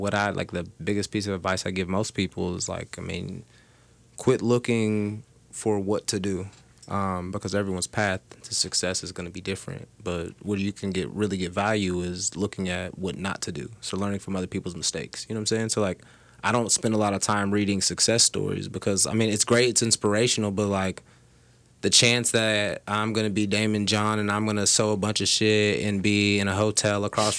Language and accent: English; the South, United States; cause like I'm from the South, so like I go down there and they always think I'm like you fucking Yankee.